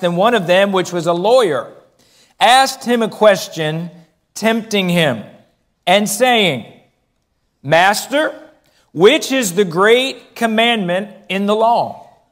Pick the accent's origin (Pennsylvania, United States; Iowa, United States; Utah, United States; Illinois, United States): Pennsylvania, United States; Philadelphia; I'm from the Philadelphia area